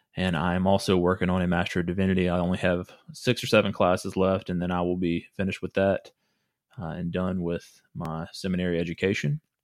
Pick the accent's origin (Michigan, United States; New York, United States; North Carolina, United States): North Carolina, United States; Henderson; now in Wake Forest, United States; I was, uh, born and raised in Henderson, North Carolina, which is a small town